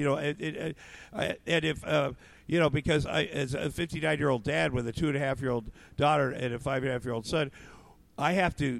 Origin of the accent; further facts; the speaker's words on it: Iowa, United States; moved away; also born or lived in Minneapolis / Los Angeles; I grew up in Iowa on a farm